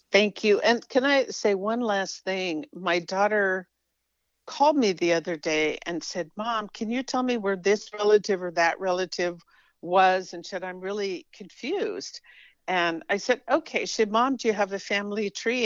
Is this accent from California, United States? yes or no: yes; California, United States; I was raised in California